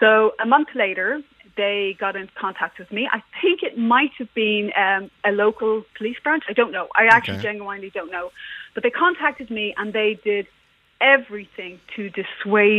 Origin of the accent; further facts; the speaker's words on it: Ireland; also born or lived in England; I am Irish, and yeah, I'm actually moved back to Ireland